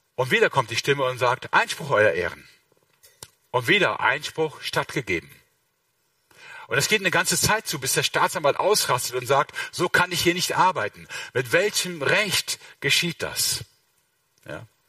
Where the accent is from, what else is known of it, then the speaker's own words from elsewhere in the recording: Mönchengladbach, North Rhine-Westphalia, Germany; Ich komme aus Mönchengladbach